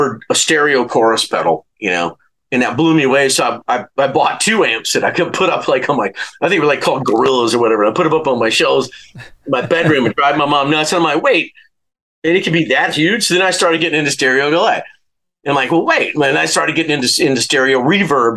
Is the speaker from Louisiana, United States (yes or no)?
yes; Louisiana, United States; moved away as an adult; also born or lived in Santa Barbara / Los Angeles; go back to Louisiana